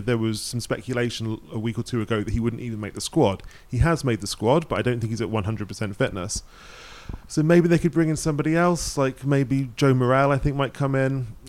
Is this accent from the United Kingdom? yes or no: yes; England, United Kingdom; You know, growing up in England, you were in the 90s, like Scotland were good